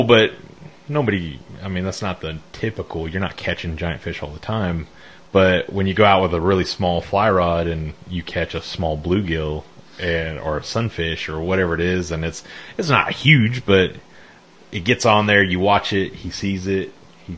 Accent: Colorado, United States; also born or lived in West Fork, Arkansas; now in Arkansas, United States; We grew up in Colorado

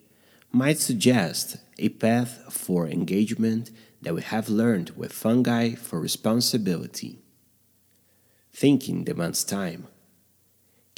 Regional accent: Minas Gerais, Brazil; born or raised there

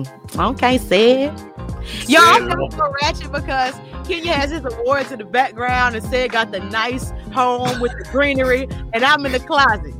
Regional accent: Lafayette, Louisiana, United States; now in Dallas, United States; my hometown, Lafayette, Louisiana

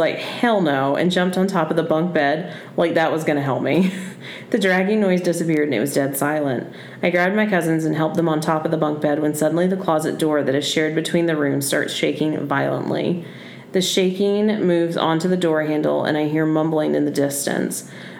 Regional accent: Texas, United States; Sorry. I was born and raised in Texas. We got a lot of Texas people.

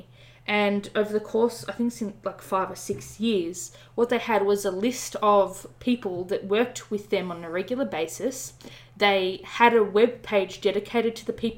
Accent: Australia; I'm Australian

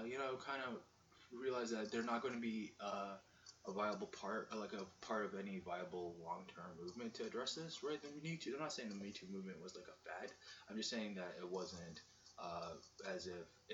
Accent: Canada; I'm a Canadian

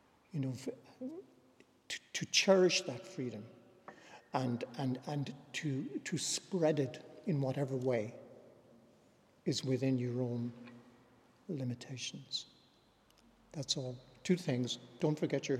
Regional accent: County Clare, Munster, Ireland; moved away as an adult; also born or lived in New York City, United States; we say in County Clare

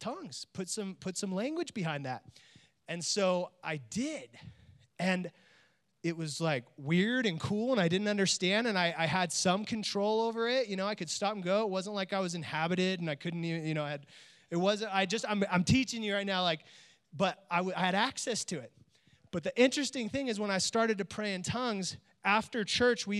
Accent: Oakdale, California, United States; also born or lived in Bay Area, California; I grew up in a small little country town called Oakdale, California

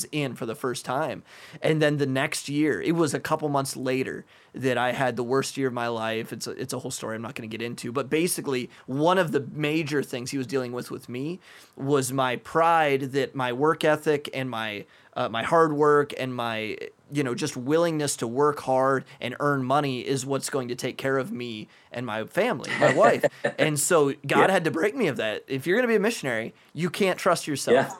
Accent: United States; moved away; an American living in a rich Western country

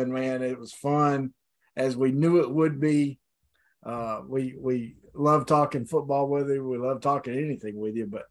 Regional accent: Arkansas, United States; I've been born and raised in Arkansas

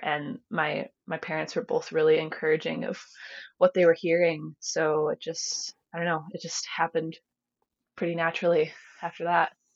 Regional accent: rural area southwest of Cleveland, Ohio, United States; I was born in Cleveland, lived there and in Cleveland suburbs until I was about eight. Um, and then my family packed up and and moved out here.

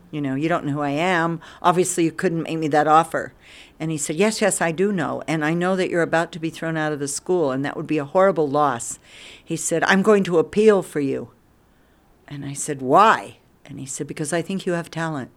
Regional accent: Durango, Colorado, United States; moved away as an adult; now in India; I was born in Durango, Colorado. Not Durango exactly. We lived outside. We lived twenty miles out

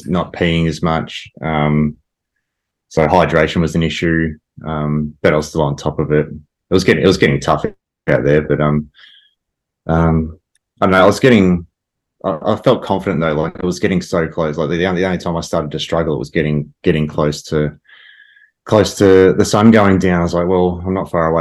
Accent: Ballarat, Victoria, Australia; I grew up in Ballarat

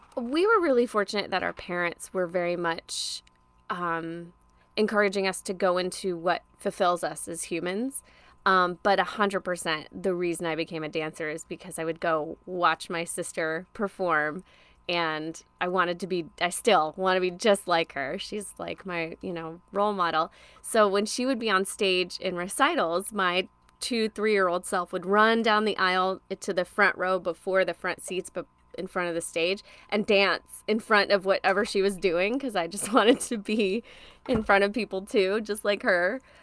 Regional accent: Orlando, Florida, United States; also born or lived in Tennessee; I grew up in Orlando, Florida, more specifically Maitland and Winter Park, which is like a suburb of Orlando

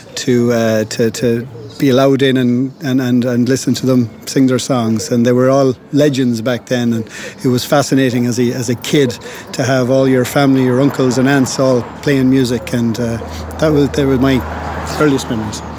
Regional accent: Galway, Connacht, Ireland; born or raised there; also born or lived in London

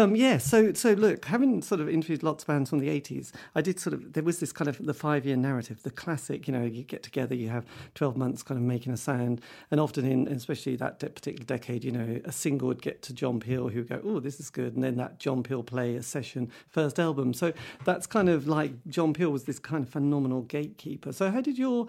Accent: East Anglia, East of England, United Kingdom; I came from East Anglia in the middle of the countryside.

